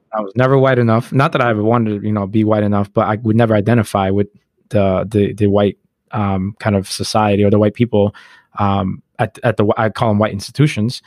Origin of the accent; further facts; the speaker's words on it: United States; we grew up black in America. Like, we were born in America.